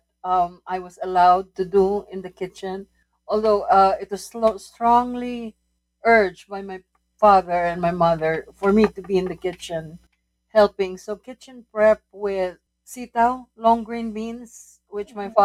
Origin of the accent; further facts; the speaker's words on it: Tarlac, Central Luzon, Philippines; also born or lived in Manila, Philippines; And then I was born in the Philippines and I was raised in Tarlac, a province north of Manila.